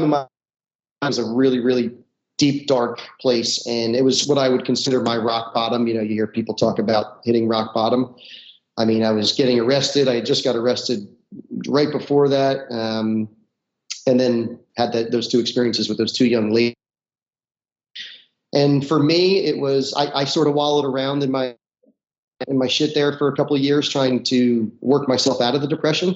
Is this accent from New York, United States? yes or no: no; North New Jersey, United States; I grew up in North New Jersey, about a half hour outside of Manhattan.